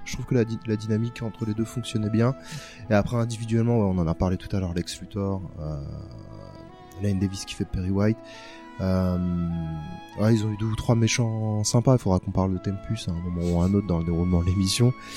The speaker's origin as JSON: {"language": "French", "country": "France", "said": "la plupart des gamins français"}